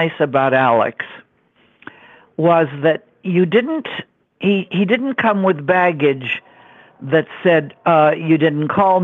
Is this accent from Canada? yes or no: yes; Montreal, Quebec, Canada; moved away; I was, you know, born in Montreal, Canada